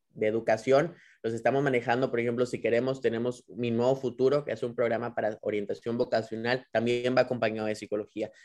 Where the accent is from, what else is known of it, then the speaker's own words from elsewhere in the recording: Nuevo León, Mexico; como nuevo leoneses y como mexicanos podamos